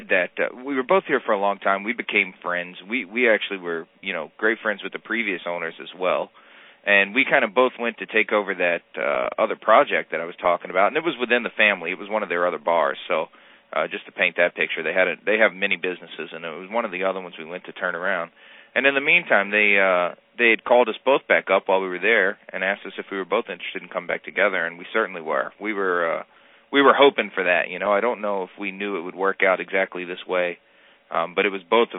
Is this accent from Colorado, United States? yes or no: no; South Louisiana, United States; moved away as an adult; now in New York, United States; I'm born and raised in South Louisiana.